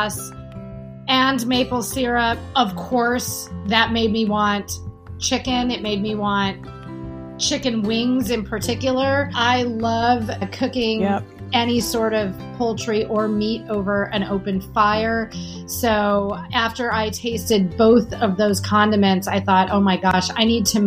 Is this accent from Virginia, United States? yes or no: no; Milwaukee, Wisconsin, United States; moved away; also born or lived in New York; I grew up in Milwaukee